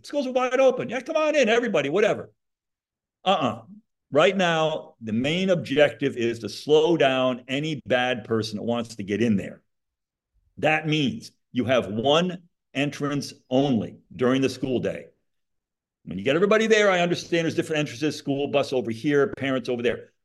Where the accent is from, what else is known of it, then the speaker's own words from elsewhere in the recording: Monroe, Connecticut, United States; now in Florida, United States; I grew up in Monroe, Connecticut.